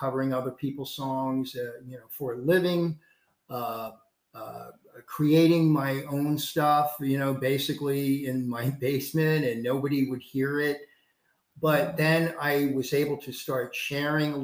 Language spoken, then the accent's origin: English; North Carolina, United States; moved away; I was born in North Carolina. I'm a Tar Heel